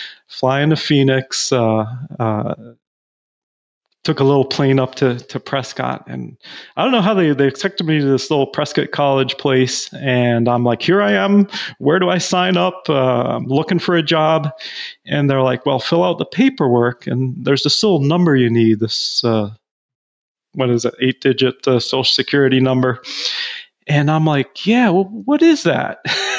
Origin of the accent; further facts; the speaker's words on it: Belize; But, you know, growing up in Belize in a different culture was definitely unique.